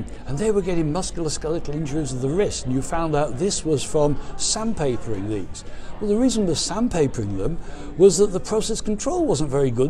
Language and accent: English; England, United Kingdom; I was born in England in World War II